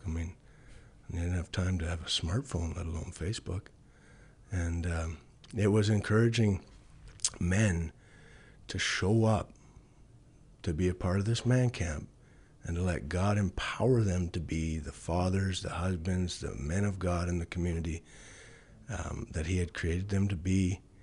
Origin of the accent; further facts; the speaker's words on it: Chauvin, Alberta, Canada; also born or lived in Bonnyville, Alberta; I was born in Chauvin, Alberta. and, um, grew up on a farm there